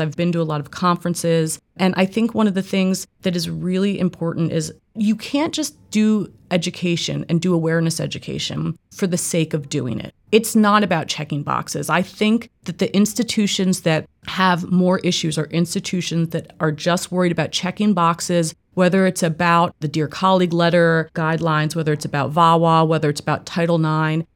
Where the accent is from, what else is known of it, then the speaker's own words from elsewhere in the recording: East Coast, United States; moved away as an adult; also born or lived in Northeast / Mid Atlantic / Midwest; I'm originally from the East Coast.